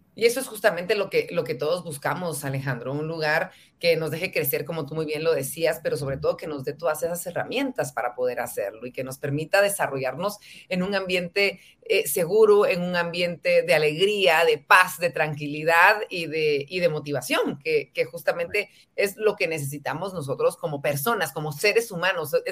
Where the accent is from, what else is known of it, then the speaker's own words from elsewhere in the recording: Guatemala; ser mejores guatemaltecos